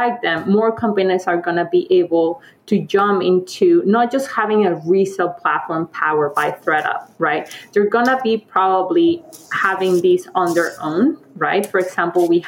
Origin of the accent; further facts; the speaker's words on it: Mexico; moved away; I'm from Mexico. I was born and raised there